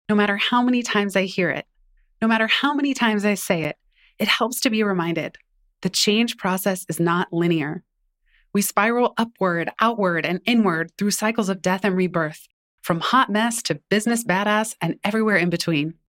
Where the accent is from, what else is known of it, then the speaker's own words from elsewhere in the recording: San Francisco, California, United States; my hometown, blocks away from the first apartment we lived in after I was born